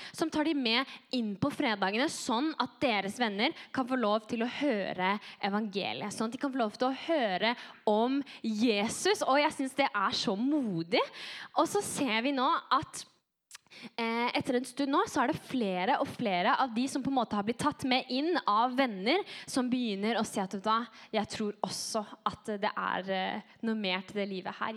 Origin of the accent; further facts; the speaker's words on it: Norway; also born or lived in France; Jeg er nordmann